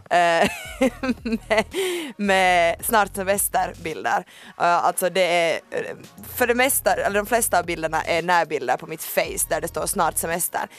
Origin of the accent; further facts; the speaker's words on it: Ekenäs, Uusimaa, Finland; moved away; also born or lived in Ostrobothnia; jag är hemma från Ekenäs